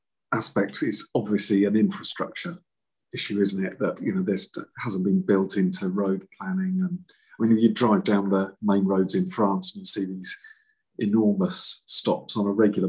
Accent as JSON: {"language": "English", "town": "Felixstowe", "region": "East of England", "country": "United Kingdom", "tie": "born or raised there", "said": "I grew up in Felixstowe. I love Felixstowe greatly"}